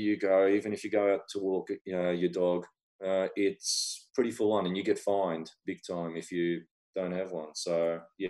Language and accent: English; Melbourne, Victoria, Australia; I'm from Melbourne, Australia